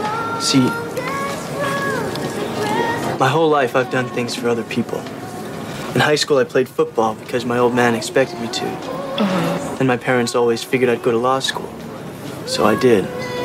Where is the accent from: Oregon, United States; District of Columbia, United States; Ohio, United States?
Ohio, United States; So I come out here from Ohio a month ago. I've never seen the ocean before, any ocean.